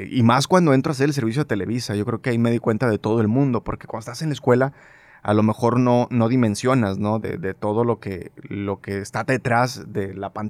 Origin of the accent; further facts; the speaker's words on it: Monterrey, Nuevo León, Mexico; Sí, 100% regio. Nacido aquí